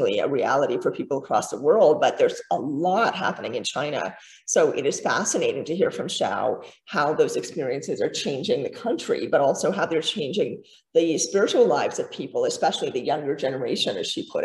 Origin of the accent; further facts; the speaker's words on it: Canada; I'm Canadian